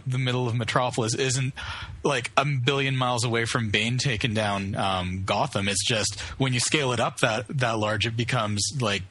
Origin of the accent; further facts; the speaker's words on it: Canada; We're Canadian